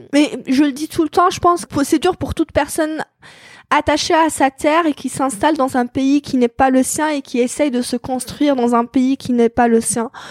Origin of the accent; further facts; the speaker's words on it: Algeria; moved away; je suis algérienne